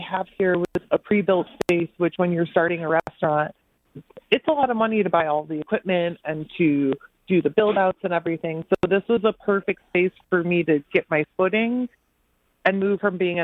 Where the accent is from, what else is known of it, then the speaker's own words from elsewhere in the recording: Center Line, Michigan, United States; I grew up in Centerline, which is a very small city in the middle, like south middle of Warren